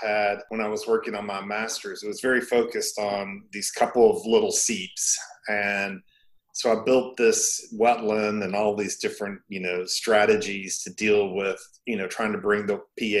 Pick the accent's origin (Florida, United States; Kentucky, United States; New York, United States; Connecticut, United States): Kentucky, United States; I grew up in Kentucky and spent a lot of time in the woods